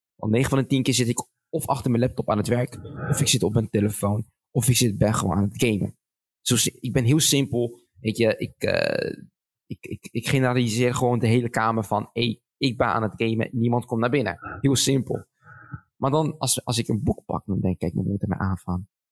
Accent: Schiedam, South Holland, Netherlands; ik ben zo trots dat ik in, dat ik in Schiedam ben geboren

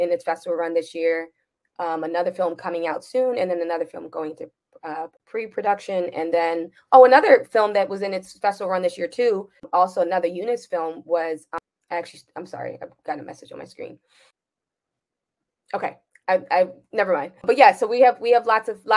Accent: Jamaica

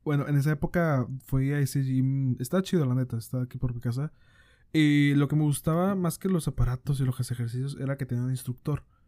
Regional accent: Monterrey, Nuevo León, Mexico; nosotros acá somos de, de Monterrey, Nuevo León.

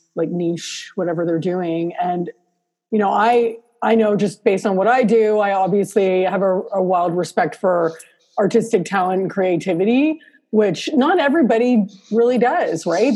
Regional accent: Canada; I'm Canadian

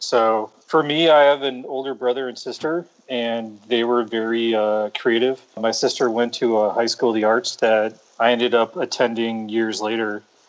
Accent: Milwaukee, Wisconsin, United States; moved away; also born or lived in La Mesa, California / Oahu, Hawaii / Los Angeles, California; No, I was born in La Mesa, California. Then we lived on Oahu for a little bit. And then my parents divorced and I grew up in Milwaukee, Wisconsin.

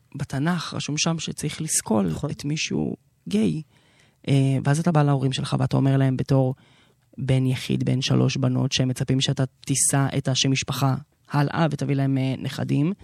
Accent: Haifa, Haifa District, Israel; גדלתי שם למשפחה דתית

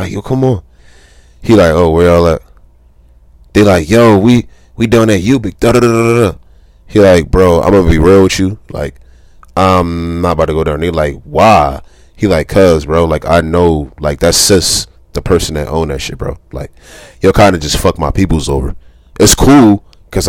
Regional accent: Philadelphia, Pennsylvania, United States; I'm from South Philly

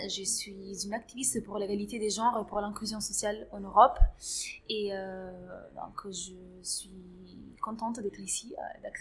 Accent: Grenoble, Auvergne-Rhône-Alpes, France; surtout dans la ville où j'ai grandi, du coup à Grenoble

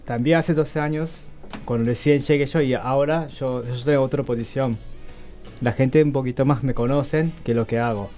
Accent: Japan; Spanish is a second language; moved away as an adult; now in Argentina; soy japonés

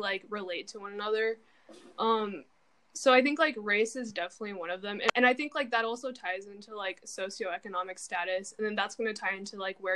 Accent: Yakima, Washington, United States; we're from Yakima and like the education here is like very average

